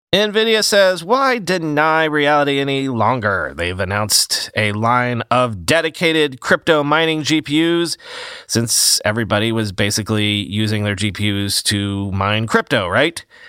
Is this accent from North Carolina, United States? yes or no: no; Florida, United States; moved away; growing up in Florida